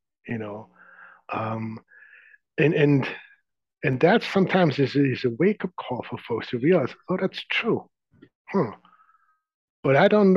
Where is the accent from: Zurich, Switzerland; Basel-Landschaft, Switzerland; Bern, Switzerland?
Zurich, Switzerland; now in San Francisco Bay Area, United States; I grew up in the outskirts of Zurich.